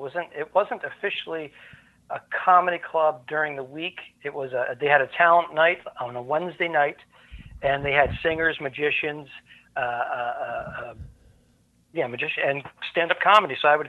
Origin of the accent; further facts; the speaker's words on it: Cranston, Rhode Island, United States; accent: New England; And you may actually hear a word or two that's very New England.